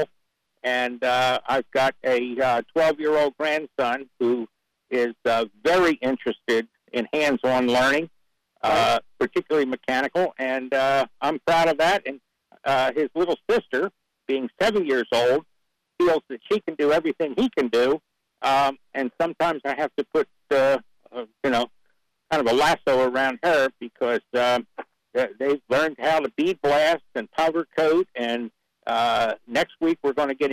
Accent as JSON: {"language": "English", "town": "Drexel Hill", "region": "Pennsylvania", "country": "United States", "tie": "born or raised there", "also_born_or_lived": "Wake County, North Carolina", "moved": "yes", "lives_now": "North Carolina, United States", "said": "I was raised outside of Philadelphia in a small community called Drexel Hill, Upper Darby Township"}